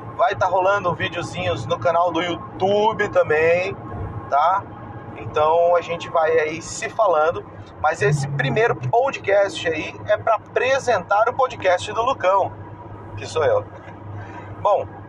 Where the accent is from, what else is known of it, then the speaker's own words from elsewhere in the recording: Porto Velho, Rondônia, Brazil; now in Avaré, Brazil; eu sou natural de Porto, velho Rondônia, mas moro hoje em Avaré, interior de São Paulo.